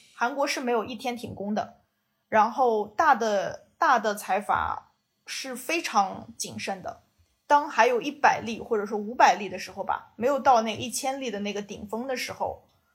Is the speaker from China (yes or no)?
yes; China; moved away as an adult; also born or lived in Beijing / Shanghai / Shenzhen / Taipei; now in South Korea; 我作为一个中国人